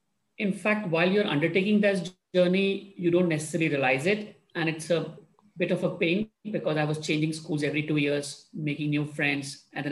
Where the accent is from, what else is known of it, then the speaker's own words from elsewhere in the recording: India; I was born and raised in India. I grew up in a family. My dad was in Indian Armed Forces, so I moved around quite a bit in my first 15 or 18 years.